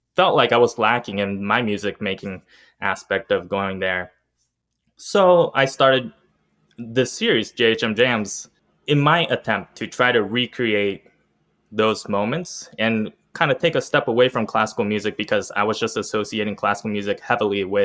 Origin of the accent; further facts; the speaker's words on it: Columbus, Ohio, United States; I was born in Columbus, Ohio. Grew up with musical parents